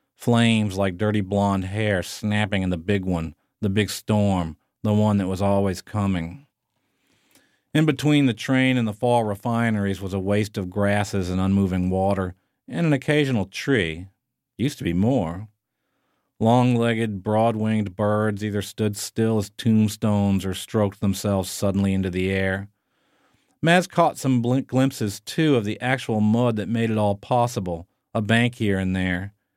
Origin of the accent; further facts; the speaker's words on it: New Orleans, Louisiana, United States; moved away as an adult; also born or lived in Chicago / Munich; my hometown, New Orleans